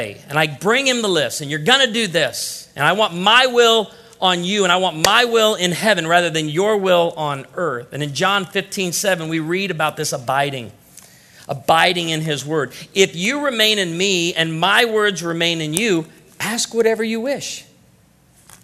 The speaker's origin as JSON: {"language": "English", "region": "Illinois", "country": "United States", "said": "I'm from Illinois"}